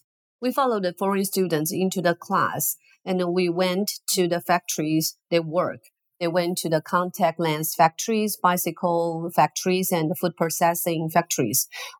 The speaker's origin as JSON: {"language": "English", "country": "Taiwan", "said": "Hello, Adina and all the audience. … from Taiwan. Very nice to be here with you."}